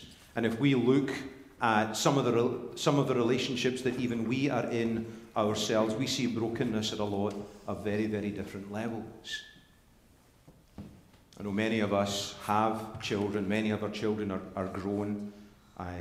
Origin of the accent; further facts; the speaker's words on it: Scotland, United Kingdom; moved away; growing up in Scotland